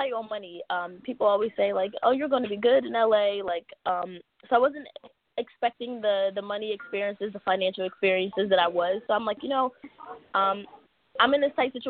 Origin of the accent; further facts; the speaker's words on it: Philadelphia, Pennsylvania, United States; moved away as an adult; also born or lived in Colorado; now in Los Angeles, United States; I am originally from Philadelphia